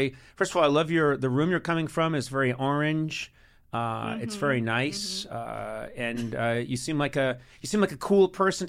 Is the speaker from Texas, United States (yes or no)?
no; Boston, Massachusetts, United States; moved away; I grew up in Boston.